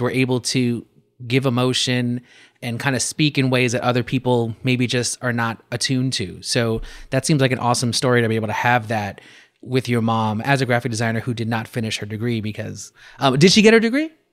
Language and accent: English; New York City, New York, United States; growing up as a New Yorker